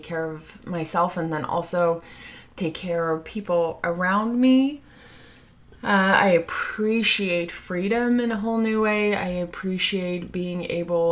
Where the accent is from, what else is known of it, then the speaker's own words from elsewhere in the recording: Sweden; now in United States; my home country, Sweden